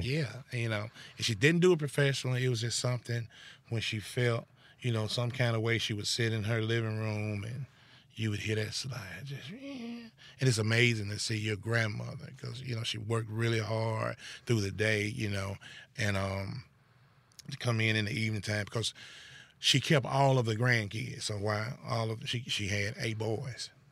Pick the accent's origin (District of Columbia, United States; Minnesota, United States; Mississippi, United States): Mississippi, United States; Goodman; I'm born and bred in Holmes County, Goodman, Mississippi.